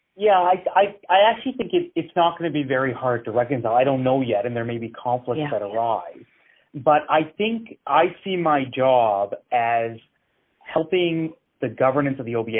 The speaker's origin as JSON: {"language": "English", "town": "Edmonton", "region": "Alberta", "country": "Canada", "tie": "born or raised there", "said": "I grew up in Edmonton"}